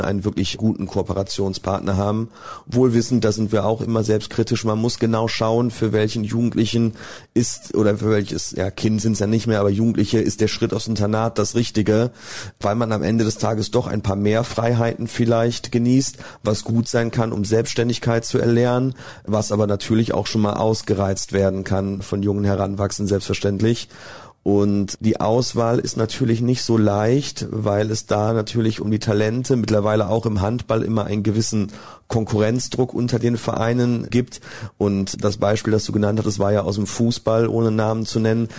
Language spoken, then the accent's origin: German; Bonn, North Rhine-Westphalia, Germany; in meiner Heimatstadt in Bonn leben durfte